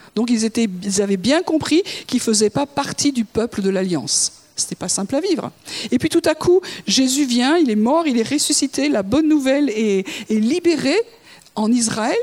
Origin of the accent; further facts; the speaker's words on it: France; je suis française